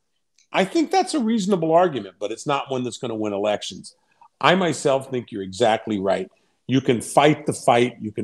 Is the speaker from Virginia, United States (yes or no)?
yes; Fairfax County, Virginia, United States; I grew up in Fairfax County